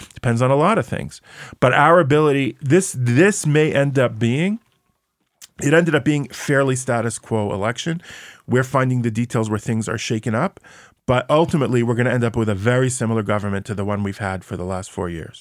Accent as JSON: {"language": "English", "country": "United States", "tie": "born or raised there", "moved": "yes", "lives_now": "Israel", "said": "I grew up in America"}